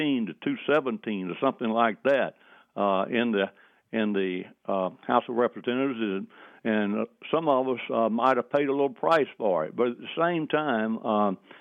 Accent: Hancock County, Georgia, United States; I grew up in Hancock County, was educated there, owned property there

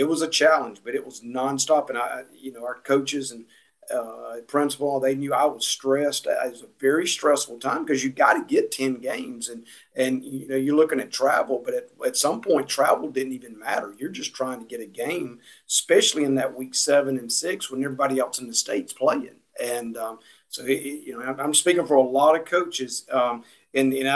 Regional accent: Georgia, United States; born or raised there

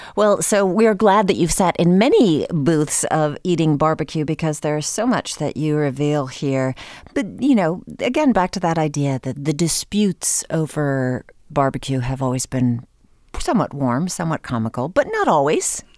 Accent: New Hampshire, United States; moved away; growing up in New Hampshire

